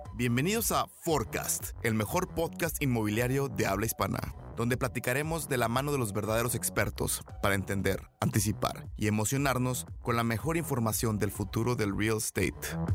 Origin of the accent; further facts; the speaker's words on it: Guadalajara, Jalisco, Mexico; Soy de Guadalajara, Jalisco.